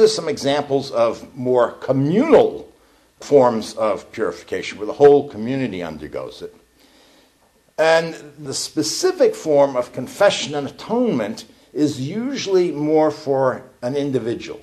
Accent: New York, United States; now in Eugene, United States; I'm from New York.

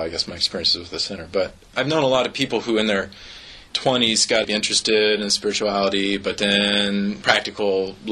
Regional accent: Eugene, Oregon, United States; moved away as an adult; also born or lived in Seattle; we really need to move back to Eugene

